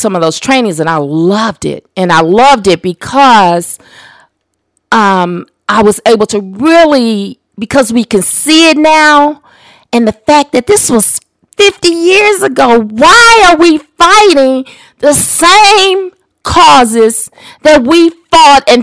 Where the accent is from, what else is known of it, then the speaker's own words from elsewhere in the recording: Detroit, Michigan, United States; also born or lived in Louisville, Kentucky; I was raised in Detroit, but we didn't move into Detroit until after the riots